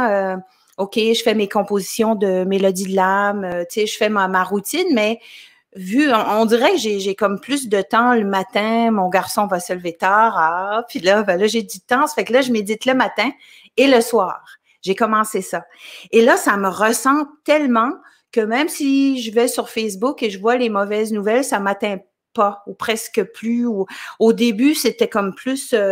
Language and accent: French; L'Ascension, Quebec, Canada; me suis euh, vue dans mon village natal qui s'appelle l'Ascension au Québec. Je sais qu'il y a deux l'Ascension. Il y en a un au Saguenay-Lac-Saint-Jean, il y en a un en Gaspésie aussi. Mais moi, je viens de, de la Gaspésie, l'Ascension.